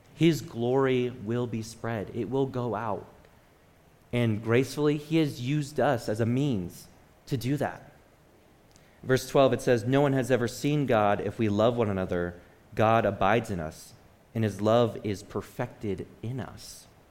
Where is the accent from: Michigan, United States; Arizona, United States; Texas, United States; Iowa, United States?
Michigan, United States; I'm from Michigan.